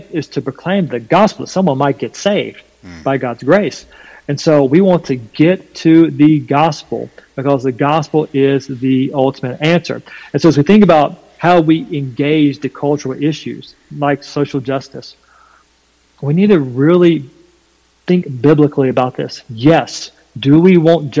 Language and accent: English; North Carolina, United States; accent: southern twang; I'm from North Carolina, there's a bit of a southern twang in my voice